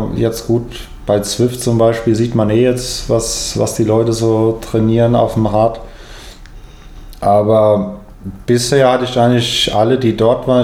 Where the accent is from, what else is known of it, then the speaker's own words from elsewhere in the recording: Frankfurt, Hesse, Germany; in Frankfurt, was ja mehr oder weniger meine Heimatstadt ist